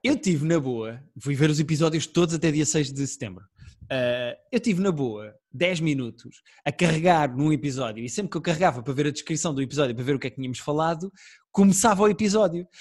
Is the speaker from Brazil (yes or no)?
no; Portugal; Eu também sou português